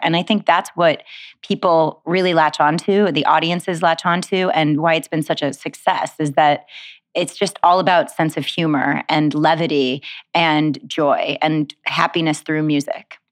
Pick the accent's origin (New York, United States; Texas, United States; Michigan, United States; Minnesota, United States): Michigan, United States; Detroit; I grew up in Detroit, Michigan